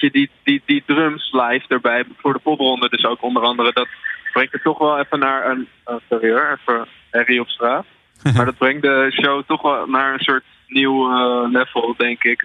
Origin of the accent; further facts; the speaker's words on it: Alkmaar, North Holland, Netherlands; ik ben 21 eh, jaar en ik kom uit Alkmaar